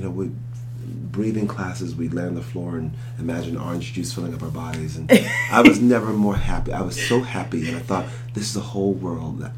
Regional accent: Philadelphia, Pennsylvania, United States; I'm from Philadelphia, and born and raised in Philadelphia public schools

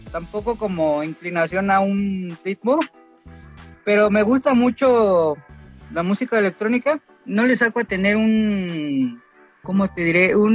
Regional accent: Mexico City, Mexico; al, al lugar de donde, de donde soy, de Valle Gómez.

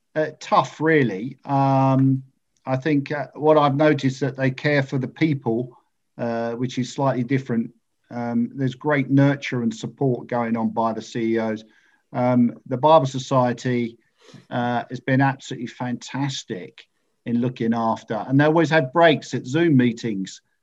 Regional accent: Ingatestone, East of England, United Kingdom; now in Colchester, United Kingdom; I was brought up in Ingatestone, just outside Chelmsford

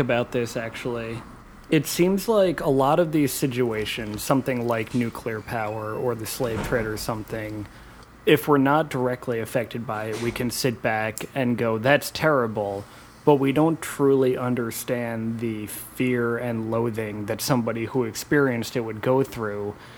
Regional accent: New York City, New York, United States; also born or lived in New Jersey; I grew up in New York City, and um, at, I was living in Jersey at the time of 9-11

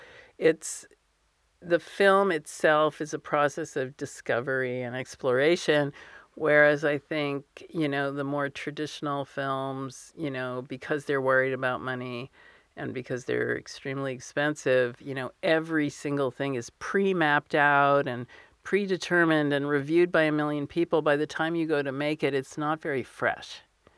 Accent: United States; So I grew up in the United States, but we would go almost every summer to visit my mother's parents. My father had no parents, but so I speak fluent Hebrew, and I spent a lot of time in the Middle East.

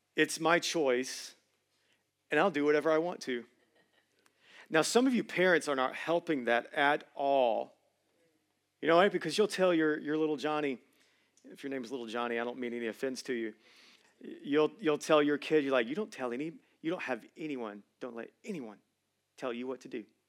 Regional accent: Georgia, United States; I'm originally from Hughley

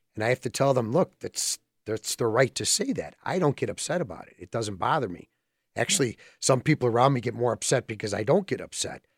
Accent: Berwyn, Illinois, United States; I've grown up here.

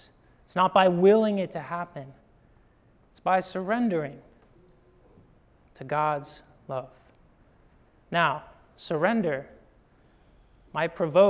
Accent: Midwest, United States; I'm a Midwesterner

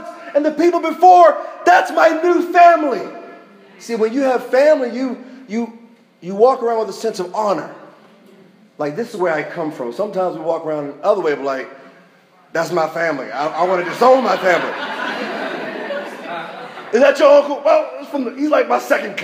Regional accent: United States; I'm American.

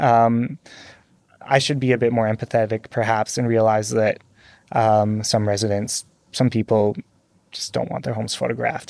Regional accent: North Vancouver, British Columbia, Canada; I grew up on the North Shore of, uh, Vancouver

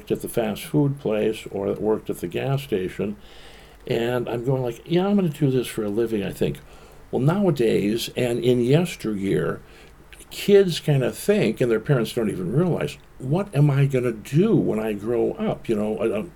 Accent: Bloomington, Minnesota, United States; I was born in Minneapolis, but we moved out to Bloomington

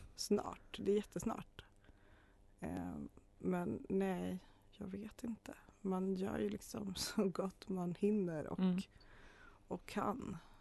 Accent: Arjeplog, Norrbotten County, Sweden; moved away as an adult; also born or lived in Kalmar; now in Uppsala, Sweden; jag är ju från Arjeplog. Hörs inte så mycket men det är så ändå.

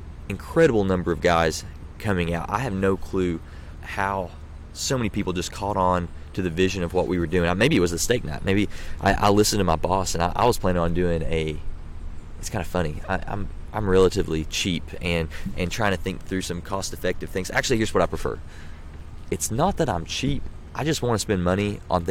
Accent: Pikeville, Kentucky, United States; Pikeville's actually my hometown

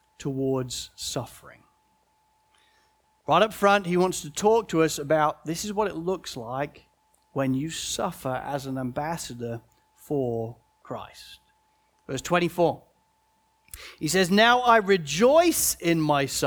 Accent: United Kingdom; as a British person

